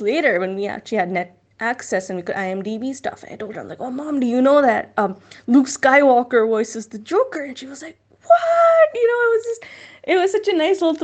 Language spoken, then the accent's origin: English; Pakistan; as Muslims, as Pakistanis